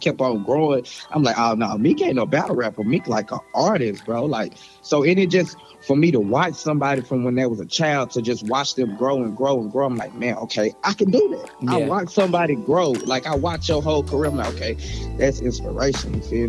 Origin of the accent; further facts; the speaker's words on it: the South, United States; I'm from the South, you know, we just rock with … a little bit more.